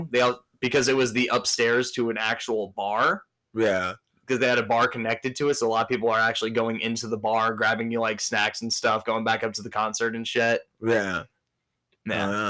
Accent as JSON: {"language": "English", "region": "Michigan", "country": "United States", "said": "I'm from Michigan."}